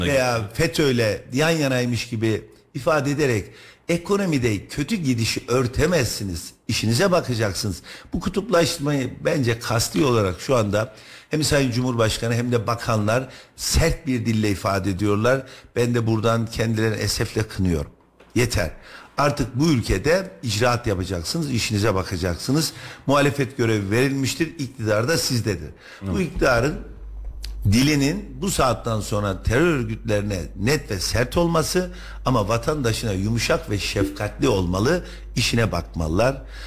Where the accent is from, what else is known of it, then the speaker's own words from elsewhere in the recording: Kayseri Province, Turkey; Ben Kayseri'de doğdum, büyüdüm, okudum, ekmeğini yedim